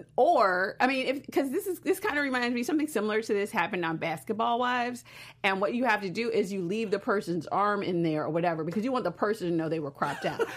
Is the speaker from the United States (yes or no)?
yes; Chicago, Illinois, United States; I'm from Chicago